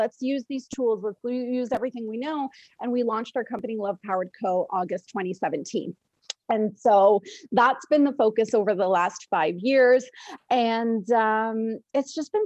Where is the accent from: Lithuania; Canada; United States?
Canada; London, Ontario; I was raised in London, Ontario